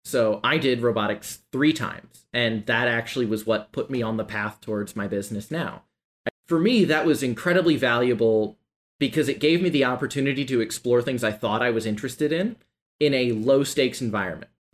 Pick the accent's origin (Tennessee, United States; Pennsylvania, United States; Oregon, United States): Tennessee, United States; Nashville; growing up in Nashville